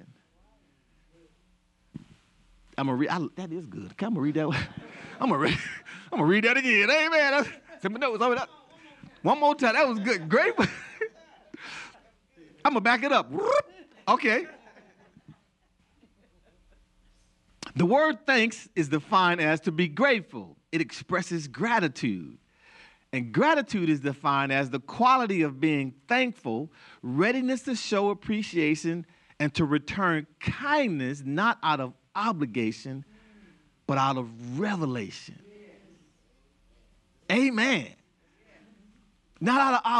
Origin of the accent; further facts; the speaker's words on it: United States; I was born in the United States